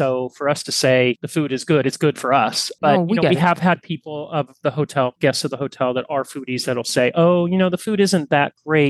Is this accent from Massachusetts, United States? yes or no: no; New Jersey, United States; born there; Because I was born in New Jersey, and I worked for American Express for a while, so I went to New York quite a bit.